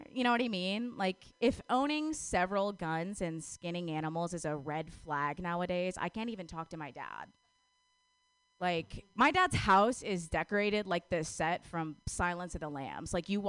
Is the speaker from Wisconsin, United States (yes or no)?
yes; Wisconsin, United States; moved away; I'm from Wisconsin.